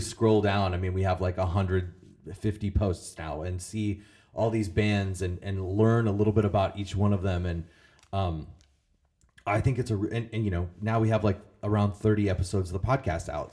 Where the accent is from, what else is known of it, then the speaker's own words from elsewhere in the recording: Illinois, United States; also born or lived in Collinsville, Illinois; I grew up in Illinois. I lived in, in the Metro East for like, over ten years in Collinsville